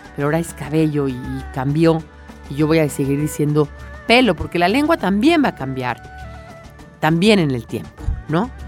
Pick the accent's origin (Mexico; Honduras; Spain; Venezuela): Mexico; a mí como mexicana, que no tengo este dialecto madrileño